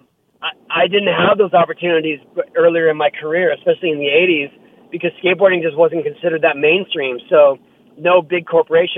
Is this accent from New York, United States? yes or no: no; San Diego, California, United States; also born or lived in Carlsbad, California; I grew up in Tirasana, which is closer to downtown San Diego